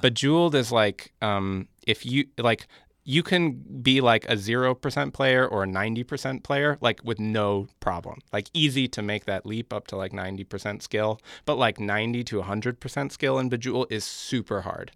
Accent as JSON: {"language": "English", "town": "New York City", "region": "New York", "country": "United States", "tie": "born or raised there", "said": "I grew up in Park Slope in Brooklyn"}